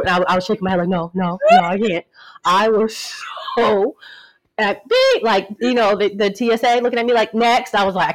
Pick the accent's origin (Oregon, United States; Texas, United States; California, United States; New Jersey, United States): New Jersey, United States; also born or lived in New York; Growing up in Jersey and, you know, a mix of New York